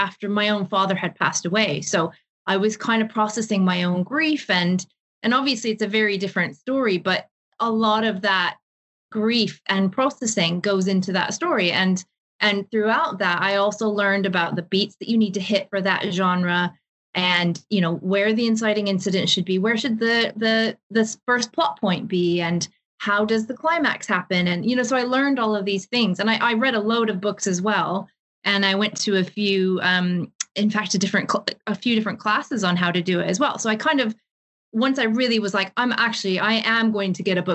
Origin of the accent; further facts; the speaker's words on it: Seattle, Washington, United States; moved away as an adult; also born or lived in Ireland; now in London, United Kingdom; So I'm originally from Seattle. I was born and raised there.